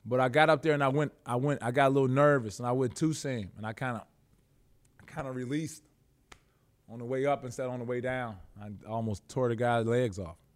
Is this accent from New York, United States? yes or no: no; Chicago, Illinois, United States; moved away as an adult; also born or lived in Russia / Houston / Los Angeles; I am a kid from Chicago